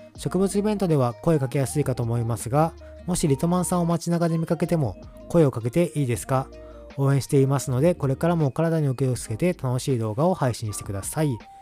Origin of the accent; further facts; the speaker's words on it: Kyoto, Japan; also born or lived in Aichi; now in Kanto, Japan; 関西住んでたので、三重県、和歌山、奈良、滋賀、まあ京都出身です